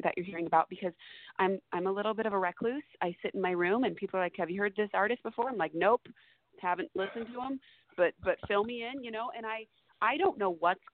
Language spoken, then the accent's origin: English; Seattle, Washington, United States; Seattle, because it's my hometown